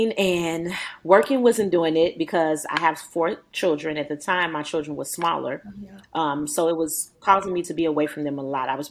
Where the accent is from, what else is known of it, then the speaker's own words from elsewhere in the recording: Chicago, Illinois, United States; moved away as an adult; now in Powder Springs, United States; I'm actually from Chicago